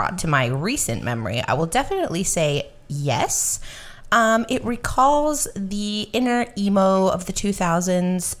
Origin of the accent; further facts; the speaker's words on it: Canada; We are Canadian